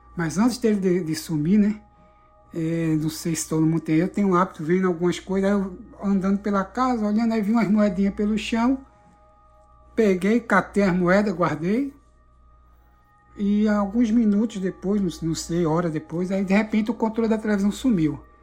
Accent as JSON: {"language": "Portuguese", "town": "Recife", "region": "Pernambuco", "country": "Brazil", "tie": "born or raised there", "moved": "as an adult", "lives_now": "Orlando, United States", "said": "eu moro atualmente, estou morando aqui nos Estados Unidos, né, em Orlando, é, mas eu sou natural de Recife, Pernambuco."}